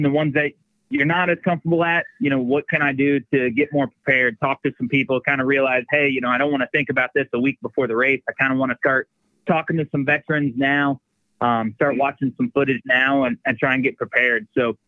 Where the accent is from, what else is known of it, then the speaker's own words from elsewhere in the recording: Midwest, United States; We are from the Midwest. Gotta love a little dirt.